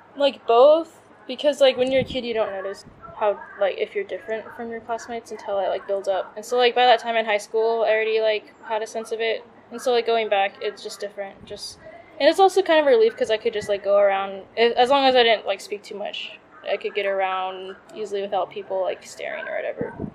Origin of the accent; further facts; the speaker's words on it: United States; moved away as an adult; now in Thailand; I like was born and raised there